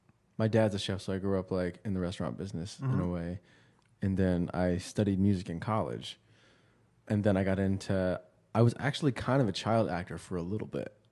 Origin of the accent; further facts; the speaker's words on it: Virginia Beach, Virginia, United States; also born or lived in East Hartford, Connecticut; Yeah, I grew up in Virginia Beach. I moved there when I was 5.